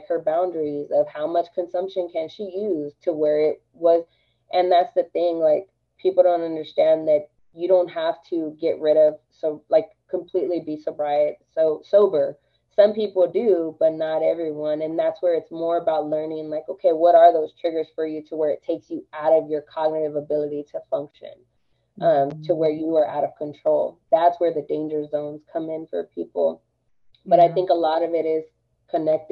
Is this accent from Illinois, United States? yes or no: no; Austin, Texas, United States; I am Chicana. I was raised in East Austin.